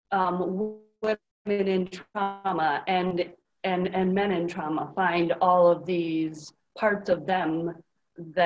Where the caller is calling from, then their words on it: near Green Bay, Wisconsin, United States; I am calling from Wisconsin, close to Green Bay.